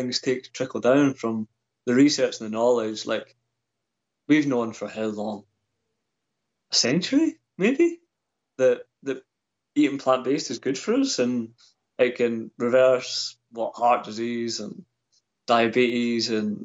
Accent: Scotland, United Kingdom; growing up in Scotland

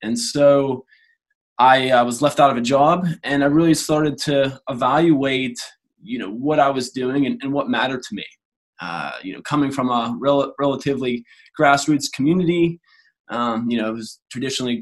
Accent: Pennsylvania, United States; moved away as an adult; also born or lived in Queensland, Australia; now in Australia; as you may have been able to tell from my accent, I'm from the US, from Pennsylvania

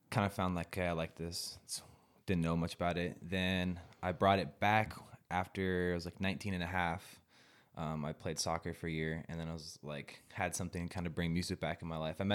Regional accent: Spokane, Washington, United States; also born or lived in Richland, Washington / Coeur d'Alene, Idaho; I was born in Richland. Oh, in Washington. Richland. okay. been in Spokane area most of my like life.

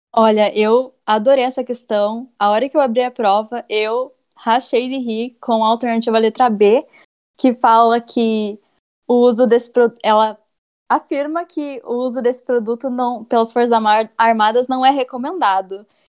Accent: Curitiba, Paraná, Brazil; sou daqui de Curitiba.

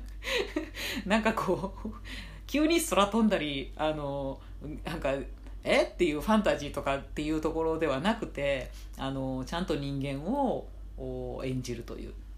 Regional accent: Nara, Japan; moved away as an adult; now in Tokyo, Japan; 義務教育ってものをね、奈良で、えー、卒業したらですね、えっと、上京したかったんですね

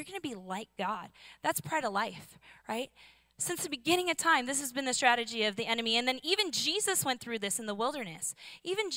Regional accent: Seattle, Washington, United States; I'm from Seattle.

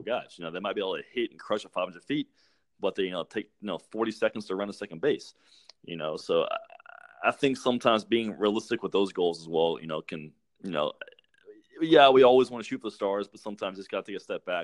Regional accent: Atlanta, Georgia, United States; I grew up in Atlanta

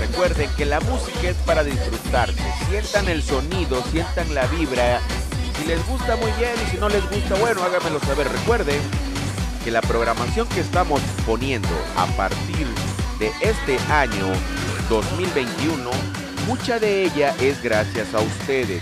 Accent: Lerdo de Tejada, Veracruz, Mexico; la gente de Ciudad Lerdo de Tejada en el estado de Veracruz, de donde yo soy nativo

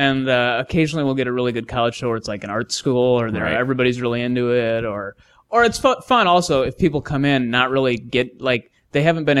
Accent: Wisconsin, United States; We're from Wisconsin

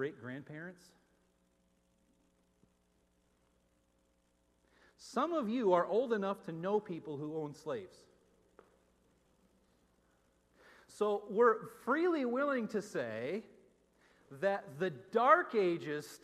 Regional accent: Northeast, United States; moved away; also born or lived in Minneapolis; as a white person growing up in the Northeast

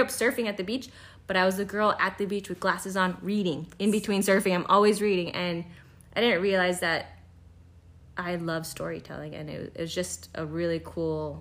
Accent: Kauai, Hawaii, United States; moved away as an adult; now in Los Angeles, United States; I grew up on Kauai, Hawaii, and uh, I grew up surfing actually against Bethany Hamilton in real life

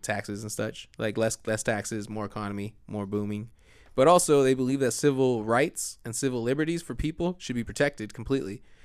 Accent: United States; as an American.

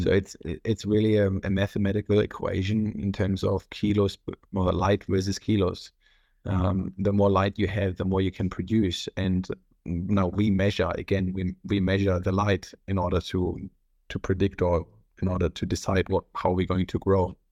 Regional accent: North Rhine-Westphalia, Germany; English is a second language; moved away as an adult; now in Australia; I'm originally from Germany. I was born on the three border point next to the Netherlands and, and Belgium

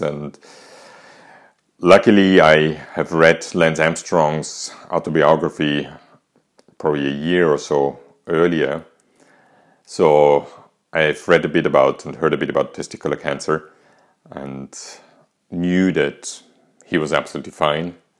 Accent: Austria; English is a second language; as you might hear from my accent, I'm not English, neither American, I'm actually Austrian.

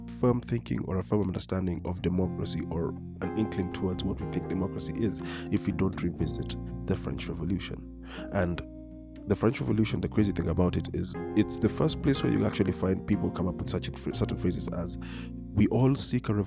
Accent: Nairobi, Kenya; I am born and raised in Nairobi. I have never been outside this continent

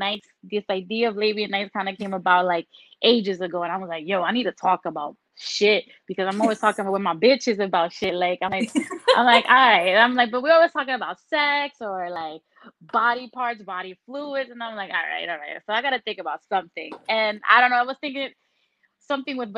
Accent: New York, United States; also born or lived in Tampa, Florida; I'm a New Yorker

